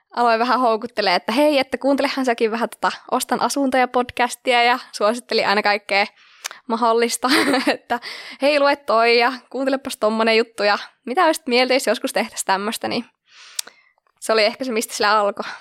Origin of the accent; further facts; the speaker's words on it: Lieksa, North Karelia, Finland; moved away as an adult; now in Kuopio, Finland; ihan alun perin oon kotoisin tuolta Pohjois-Karjalasta Lieksasta, jossa on sitten lukioon asti elämäni viettänyt